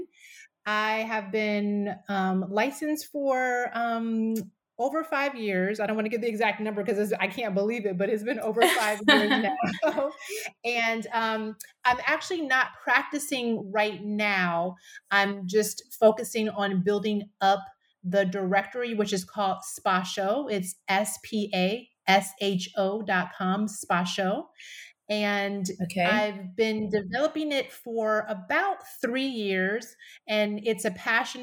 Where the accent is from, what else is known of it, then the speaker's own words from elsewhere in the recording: Alliance, Ohio, United States; also born or lived in California; now in Seattle area, United States; I grew up in Ohio, a really small town. It's about maybe 25,000, 30,000, called Alliance, Ohio